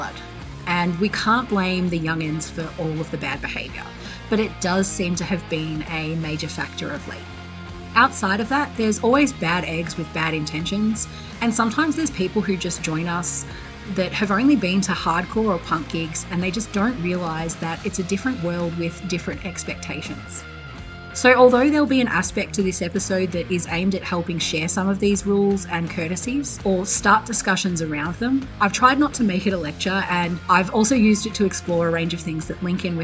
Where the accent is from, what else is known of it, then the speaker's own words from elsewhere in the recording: Australia; From my home state in Oz